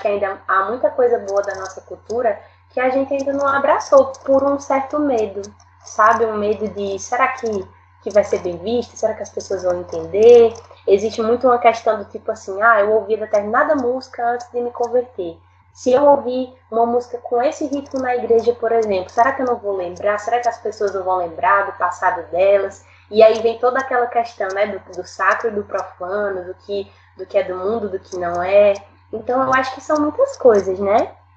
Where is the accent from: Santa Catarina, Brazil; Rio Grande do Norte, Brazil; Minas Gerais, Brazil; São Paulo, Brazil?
Rio Grande do Norte, Brazil; Natal; eu sou do Rio Grande do Norte